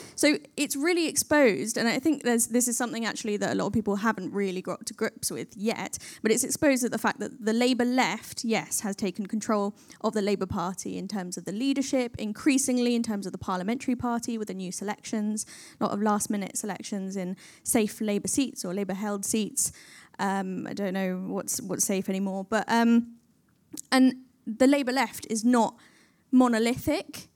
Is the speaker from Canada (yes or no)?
no; London, United Kingdom; I was born in Camden and I still live there